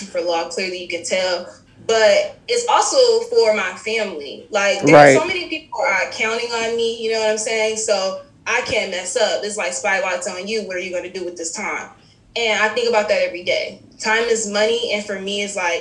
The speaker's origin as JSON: {"language": "English", "town": "Detroit", "region": "Michigan", "country": "United States", "tie": "born or raised there", "moved": "yes", "said": "Growing up in Detroit is hard"}